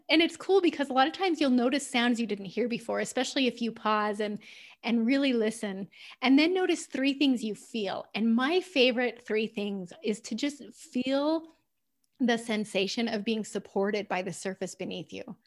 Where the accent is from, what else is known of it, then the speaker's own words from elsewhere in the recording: United States; I'm usually in the minority as an American on those calls